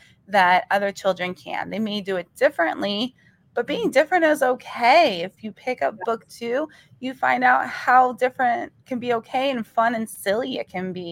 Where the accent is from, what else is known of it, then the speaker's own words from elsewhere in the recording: North Brunswick, New Jersey, United States; North Brunswick, my hometown